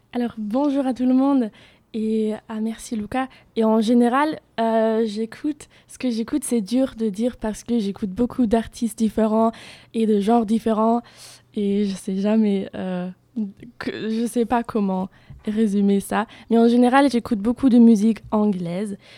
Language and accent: French; Germany; French is a second language; moved away as an adult; now in Bordeaux, France; Et en Allemagne, je viens de l'Allemagne